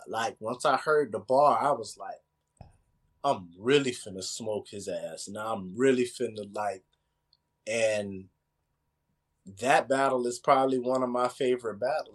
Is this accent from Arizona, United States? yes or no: no; Tampa, Florida, United States; I'm from Tampa, I'm not from the area